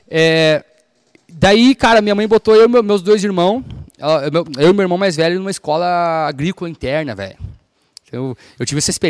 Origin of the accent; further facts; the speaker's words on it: Viamão, Rio Grande do Sul, Brazil; born there; also born or lived in Rio Pardo / Campo Bom / Novo Hamburgo; É, é, é maluquice, mas eu nasci em Viamão, eu morei em, em Rio Pardo, eu morei em Campo Bom. Meu pai faleceu, a gente foi morar em Novo Hamburgo.